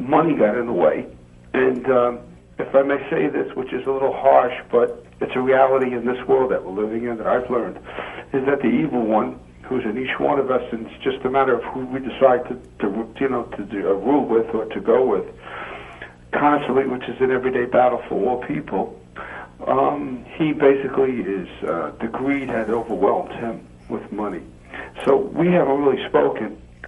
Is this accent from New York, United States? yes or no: yes; New York City, New York, United States; I'm from Brooklyn, New York